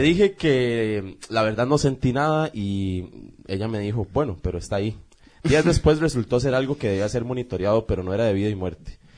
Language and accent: Spanish; Costa Rica; somos más ticos que el gallo pinto